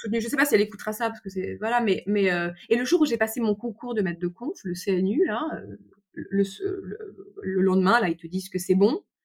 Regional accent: Paris, Île-de-France, France; je suis parisienne, issue d'une famille très bourgeoise

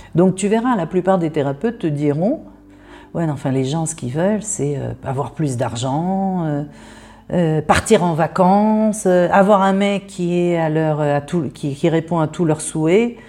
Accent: France; moved away as an adult; now in Israel; j'habite en Israël, je suis née en France, j'ai vécu 19 euh, ans en France

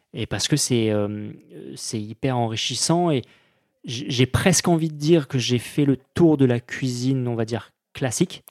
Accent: Périgord, Nouvelle-Aquitaine, France; moved away; Je suis né en, en Périgord, j'ai grandi en Périgord

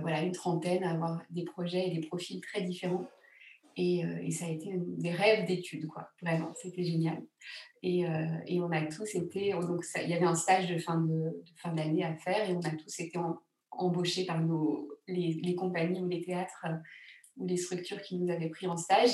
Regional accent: Grenoble, Auvergne-Rhône-Alpes, France; Je suis née à Grenoble, moi.

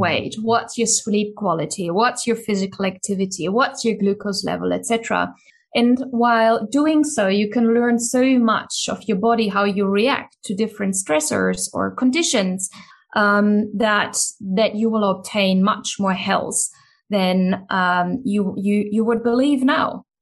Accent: Germany; moved away; the country where I grew up in Germany

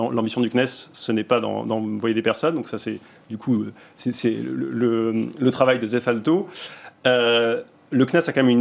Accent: France; en tant que Français, héritiers du monde euh, du raffinement, de l'expérience du luxe et de l'aérospatial.

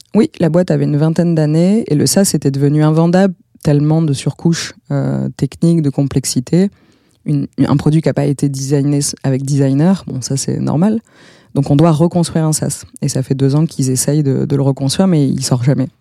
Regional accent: Bordeaux, Nouvelle-Aquitaine, France; je suis bordelaise

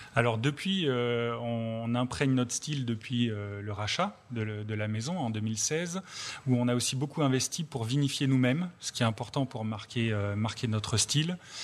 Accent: Drôme, Auvergne-Rhône-Alpes, France; je suis dromois

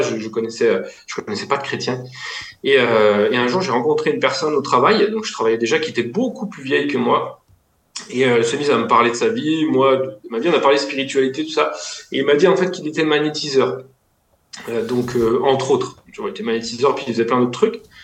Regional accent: Lyon, Auvergne-Rhône-Alpes, France; je viens de Lyon

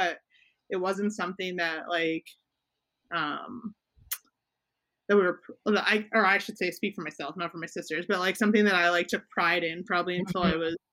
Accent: Edmonton, Alberta, Canada; I grew up in Edmonton

